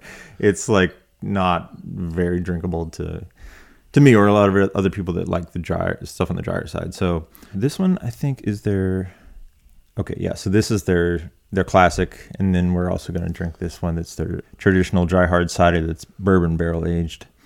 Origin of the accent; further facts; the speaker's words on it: Appalachia, United States; being from Appalachia